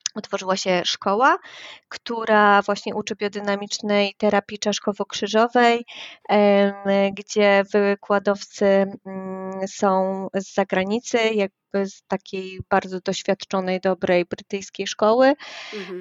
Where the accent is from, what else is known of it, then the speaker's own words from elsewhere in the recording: Wrocław, Lower Silesian Voivodeship, Poland; Jestem z Wrocławia